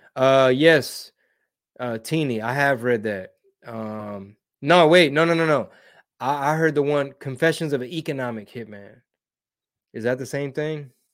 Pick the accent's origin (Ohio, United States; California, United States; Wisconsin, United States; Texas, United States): Texas, United States; Houston; I'm born and raised in Houston